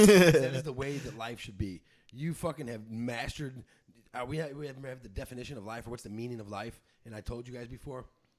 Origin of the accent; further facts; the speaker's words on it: St. Louis, Missouri, United States; We are from St. Louis